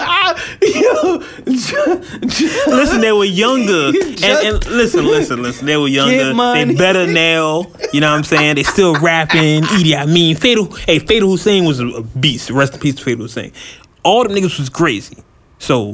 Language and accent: English; Oakland, California, United States; I'm from Oakland